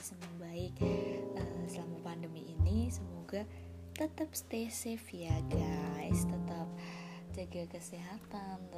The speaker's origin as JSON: {"language": "Indonesian", "town": "Surakarta", "region": "Central Java", "country": "Indonesia", "said": "Terus aku asalnya dari Solo."}